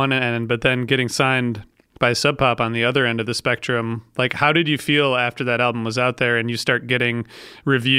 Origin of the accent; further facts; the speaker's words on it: Ohio, United States; I'm from Ohio